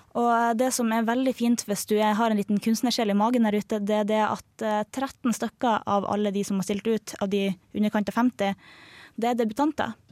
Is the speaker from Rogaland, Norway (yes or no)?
no; Harstad, Troms, Norway; moved away; min hjemby Harstad